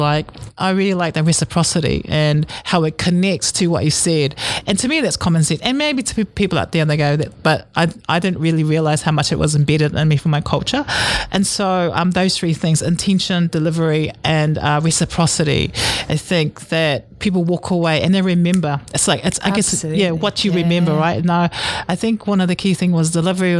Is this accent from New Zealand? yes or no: yes; New Zealand; I grew up in a real Samoan way of living, and I was born in New Zealand.